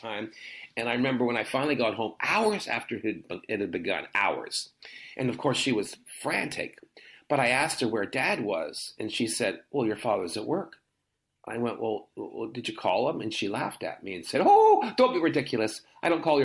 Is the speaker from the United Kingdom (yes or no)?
no; Canada; the way I grew up in Canada was much more British then.